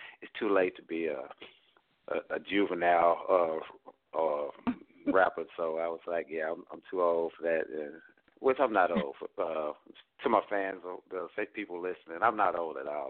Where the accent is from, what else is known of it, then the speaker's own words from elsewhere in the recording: Fort Worth, Texas, United States; I'm from Fort Worth, Texas